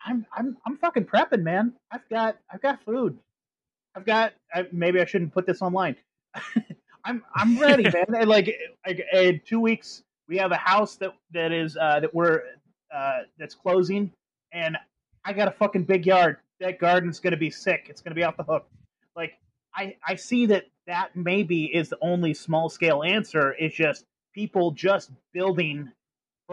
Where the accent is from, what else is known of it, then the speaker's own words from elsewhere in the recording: Eureka, California, United States; I grew up in Eureka in Humboldt County